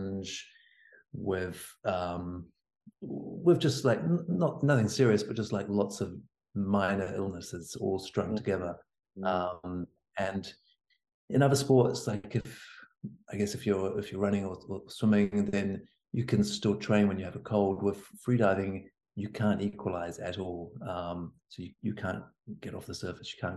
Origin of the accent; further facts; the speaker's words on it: Hawke's Bay, New Zealand; moved away; I'm from Hawke's Bay, down on Hawke's Bay.